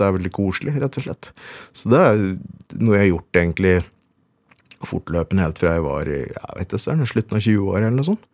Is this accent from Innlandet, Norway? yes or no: yes; Veldre, Innlandet, Norway; born or raised there